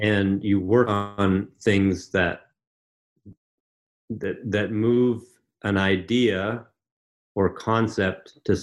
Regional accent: Canada; also born or lived in Ontario; so I'm from Canada

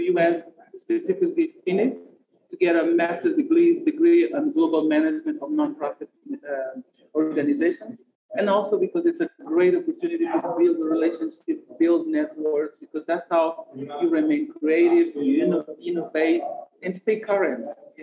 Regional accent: Mozambique; moved away; also born or lived in United States; I am an African from Mozambique

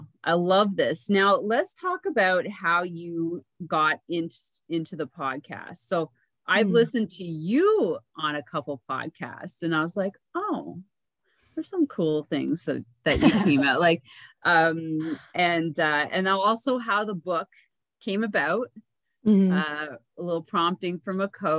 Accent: Canada; because I'm Canadian.

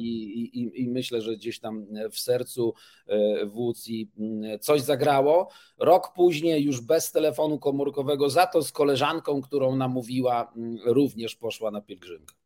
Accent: Toruń, Kuyavian-Pomeranian Voivodeship, Poland; jestem z Torunia

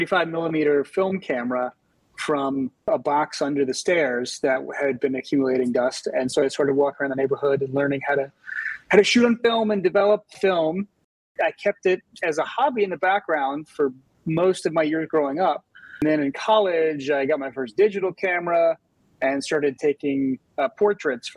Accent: Louisiana, United States; now in New Orleans, United States; Louisiana's home for me. I'm a big home, big supporter of my home state

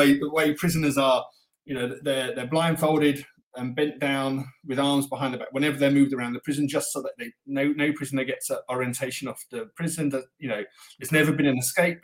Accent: England, United Kingdom; now in Russia; I'm an English writer

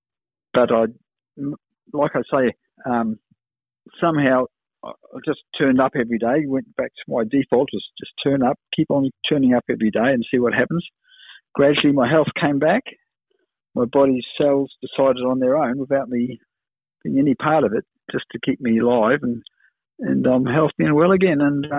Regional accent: New Zealand; also born or lived in Kenya; I was lucky to grow up when we emigrated from Kenya to New Zealand with my mum. We settled in a suburb about 500 metres away from where he lived.

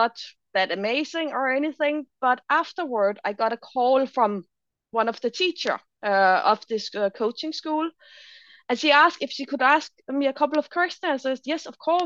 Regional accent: Denmark; moved away as an adult; also born or lived in Berlin, Germany; I'm original from Denmark, so I moved to Berlin in Germany

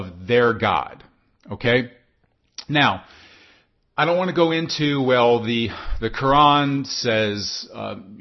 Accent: United States; I'm an American.

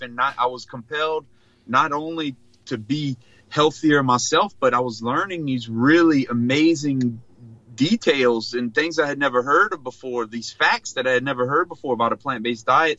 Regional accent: Choctaw Bay?, South Louisiana, United States; born and raised in South Louisiana, from a small rural community called called Chack Bay

